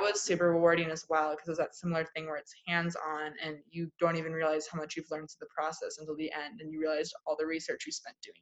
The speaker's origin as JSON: {"language": "English", "town": "Greenbelt", "region": "Maryland", "country": "United States", "also_born_or_lived": "Indiana", "moved": "yes", "lives_now": "Illinois, United States", "said": "I'm from Greenbelt, Maryland, which is a suburb of Washington D.C. Um, I've not lived there for a long time."}